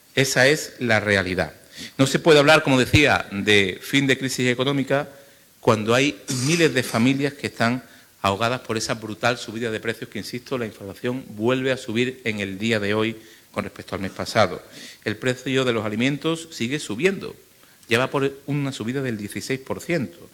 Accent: Málaga, Andalusia, Spain; en mi ciudad, en Málaga, en mi tierra

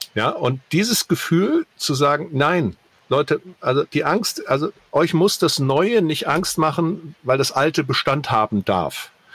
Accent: the North, Northern Germany, Germany; ich komme auch aus dem Norden

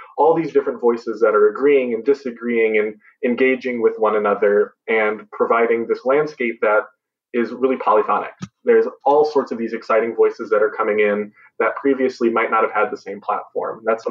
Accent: Richmond, Virginia, United States; I use they, them, or he, him pronouns. I am from Richmond, Virginia.

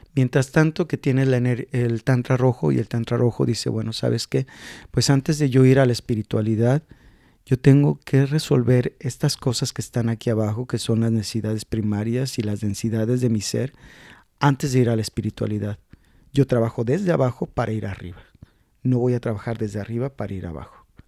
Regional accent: Mexico; yo soy de México

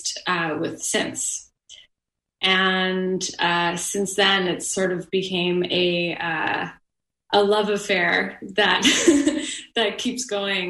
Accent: Montreal, Quebec, Canada; I'm from Montreal and I am bilingual

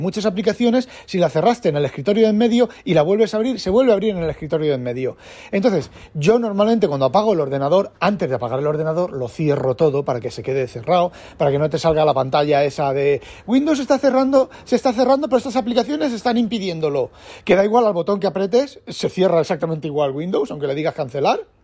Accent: Spain; now in Netherlands; Siendo un español viviendo en Holanda

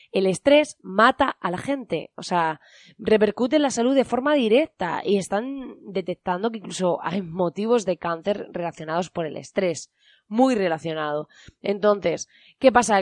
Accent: Spain

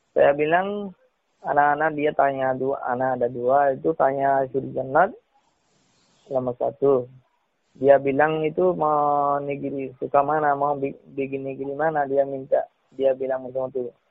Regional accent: Rakhine State, Myanmar; moved away as an adult; also born or lived in Malaysia; now in Medan, Indonesia; Saya orang Myanmar, Suahingga

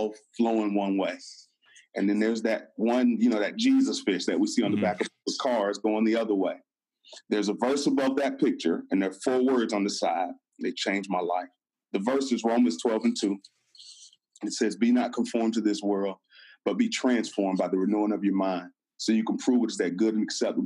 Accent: Florida, United States; moved away as an adult; now in Atlanta, United States; I'm from Florida

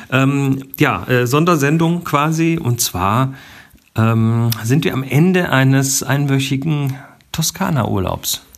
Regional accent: Germany; bei uns in Deutschland

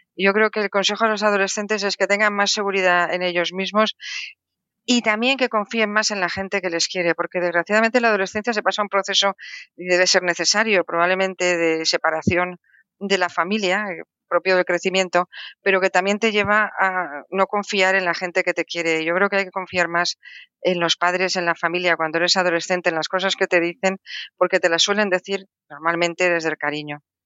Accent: Valencian Community, Spain; en mi tierra, porque yo soy valenciana

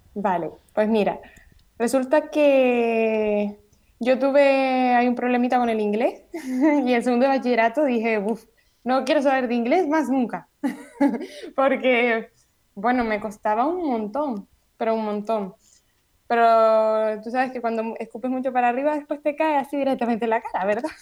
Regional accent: Gran Canaria, Canary Islands, Spain; soy de Gran Canaria

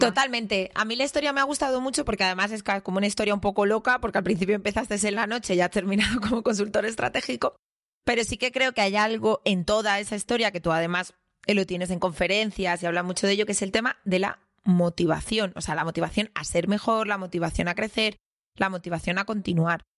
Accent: Madrid, Community of Madrid, Spain; Somos los tres de Carabanchel

